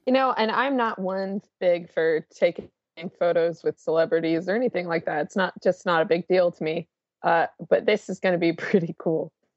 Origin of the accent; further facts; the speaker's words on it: Washington, United States; moved away; my home where I grew up in the Washington area